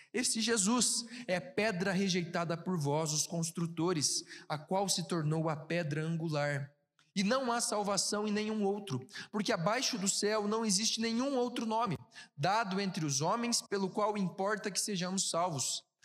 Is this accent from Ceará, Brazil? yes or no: no; Ponta Grossa, Paraná, Brazil; now in São Paulo, Brazil; Eu sou de Ponta Grossa.